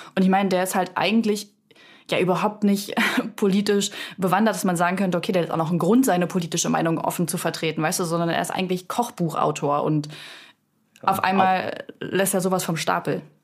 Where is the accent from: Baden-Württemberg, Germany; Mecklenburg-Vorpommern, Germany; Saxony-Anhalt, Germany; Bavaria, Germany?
Saxony-Anhalt, Germany; Salzwedel; moved away; ich komme auch aus dem aus dem Osten und bin in einer Kleinstadt aufgewachsen in Salzwedel.